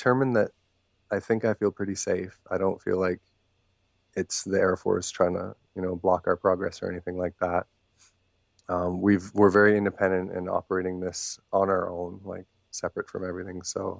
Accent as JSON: {"language": "English", "town": "Maple Ridge", "region": "British Columbia", "country": "Canada", "tie": "born or raised there", "also_born_or_lived": "Thailand", "said": "my hometown of Maple Ridge"}